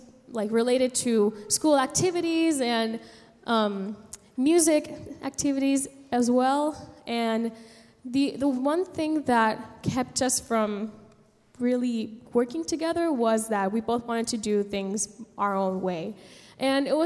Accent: San Juan, Puerto Rico; moved away as an adult; now in United States; I was born and raised in San Juan, Puerto Rico, and I moved to the States here to study here in college

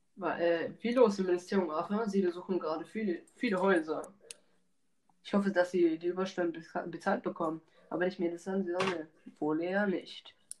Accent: Germany; bei uns in Deutschland

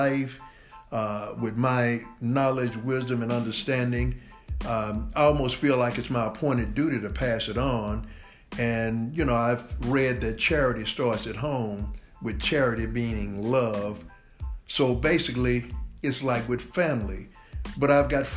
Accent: Dallas, Texas, United States; Born and raised in Dallas, Texas.

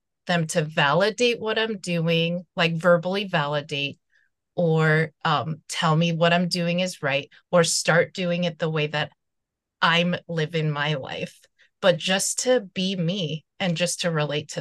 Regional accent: New York City, New York, United States; moved away as an adult; also born or lived in Seoul, South Korea; now in Los Angeles, United States; I'm originally from Seoul, but then I grew up in New York City

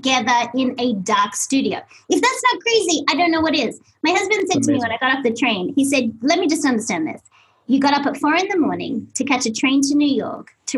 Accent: Australia; moved away; I'm Australian, I know kilometers. I have no concept of miles even to this day

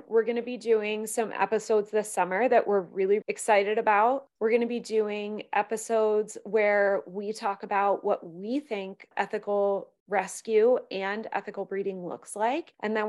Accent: Pennsylvania, United States; perspective on that comes from growing up in a community where it's the puppy mill capital of the world. I grew up in Pennsylvania.

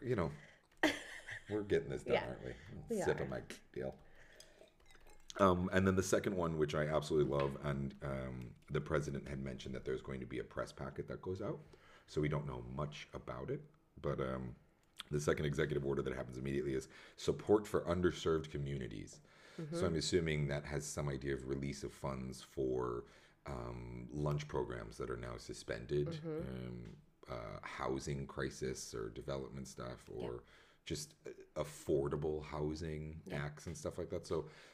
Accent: New York City, New York, United States; moved away; as a New Yorker

